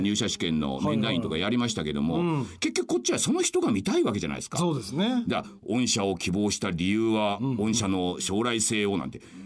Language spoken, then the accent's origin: Japanese; Shinshiro, Aichi, Japan; 僕の故郷の新城市っていうところ